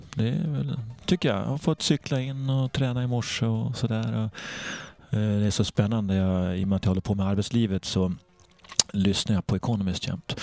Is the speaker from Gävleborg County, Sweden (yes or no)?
yes; Sandviken, Gävleborg County, Sweden; Jag kommer från Sandviken, en stålstad med inbyggda hierarkier